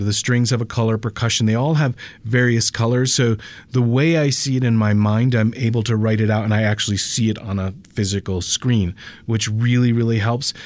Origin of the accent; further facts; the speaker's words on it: Connecticut, United States; moved away as an adult; also born or lived in Los Angeles; now in Denver, United States; I grew up in in Connecticut